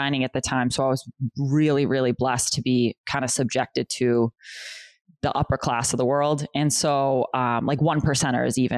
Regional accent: Boston, Massachusetts, United States; moved away as an adult; also born or lived in Chelsea, Massachusetts; now in New Hampshire, United States; I was born in Chelsea, Massachusetts. And then we moved to West Roxbury because I got into Boston Latin Academy

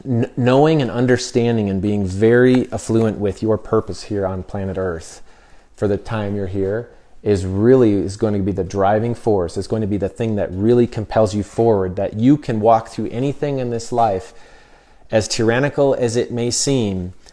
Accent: United States; And so as American, you know, I didn't really think much about these things, you know, our constitutional rights and things.

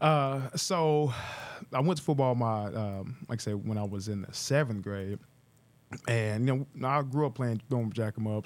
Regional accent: Tulsa, Oklahoma, United States; also born or lived in Pittsburgh; born and raised not too far from here, about two miles away, um, mile and a half from the downtown bridge, uh, on Cheyenne Avenue

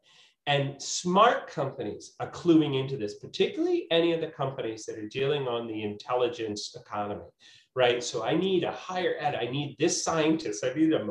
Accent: Waltham, Massachusetts, United States; also born or lived in New York; I grew up in Waltham, I work in Boston, I've been down, you know, schooled in New York

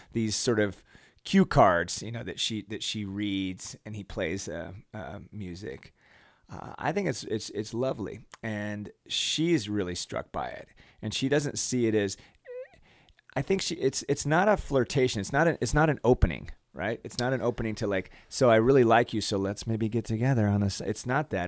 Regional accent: United States; as an American

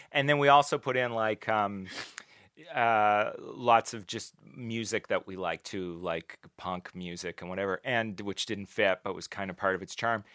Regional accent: New Glasgow, Nova Scotia, Canada; I grew up mostly in New Glasgow in, uh, Pictou County in Nova Scotia. We moved around a little bit, but it was mostly there

